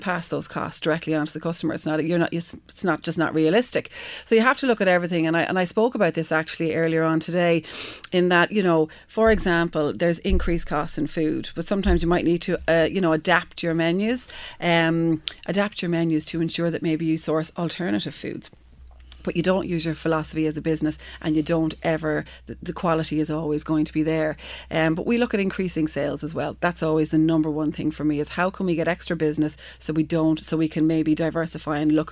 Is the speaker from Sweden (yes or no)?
no; Galway, Connacht, Ireland; moved away; also born or lived in New York / Dún Laoghaire; My hometown is Galway